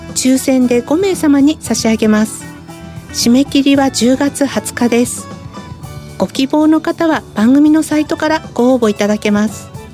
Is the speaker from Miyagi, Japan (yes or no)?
yes; Sendai, Miyagi, Japan; moved away; 私のふるさと仙台の企業